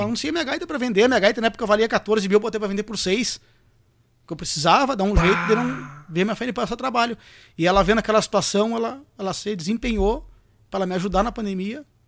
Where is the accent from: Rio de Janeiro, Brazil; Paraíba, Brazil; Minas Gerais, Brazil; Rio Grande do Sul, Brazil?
Rio Grande do Sul, Brazil; Bagé